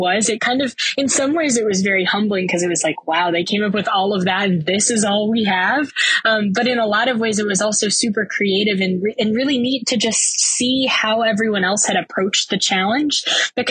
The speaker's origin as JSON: {"language": "English", "town": "Virginia Beach", "region": "Virginia", "country": "United States", "said": "I'm from Virginia Beach, Virginia"}